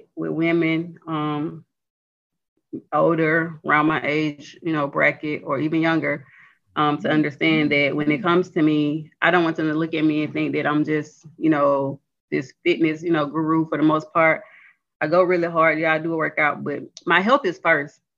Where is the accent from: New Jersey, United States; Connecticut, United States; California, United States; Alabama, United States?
Alabama, United States; near Mobile; moved away as an adult; now in Montgomery, United States; I'm really from Lochley, Alabama, outside of Mobile.